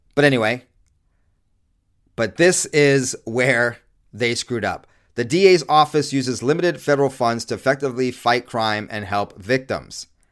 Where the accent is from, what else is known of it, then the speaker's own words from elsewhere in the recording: California, United States; also born or lived in New York; raised in the last half of my childhood in California